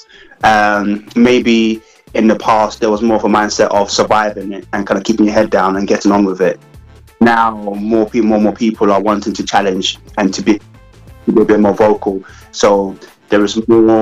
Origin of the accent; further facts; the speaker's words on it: Ghana; now in United Kingdom; being Africa, being Ghanaian